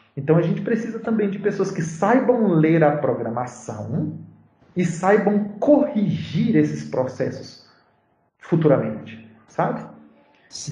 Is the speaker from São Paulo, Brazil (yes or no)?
no; interior of Bahia, Brazil; moved away as an adult; now in Belo Horizonte, Brazil; voltar lá para minha cidade, no interior da Bahia